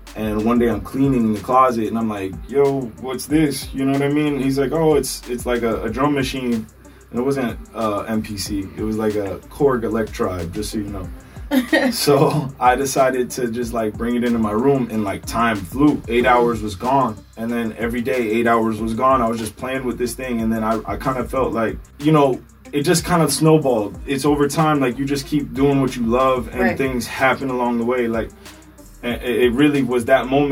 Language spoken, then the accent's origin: English; Miami, Florida, United States; I'm born and raised in Miami, Florida